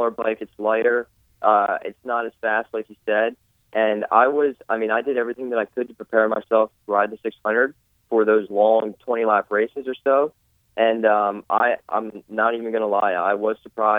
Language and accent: English; Pennsylvania, United States; I'm from Pennsylvania.